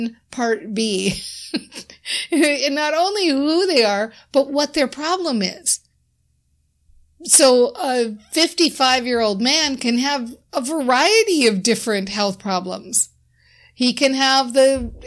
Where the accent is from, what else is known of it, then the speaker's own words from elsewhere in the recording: Minnesota, United States; I'm from Minnesota